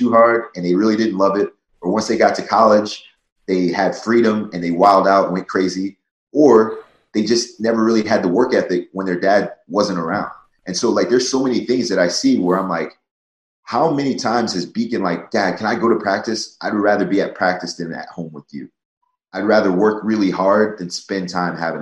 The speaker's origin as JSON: {"language": "English", "region": "New Jersey", "country": "United States", "tie": "born or raised there", "said": "I grew up in South Jersey where I was only the second state champ in my school's history"}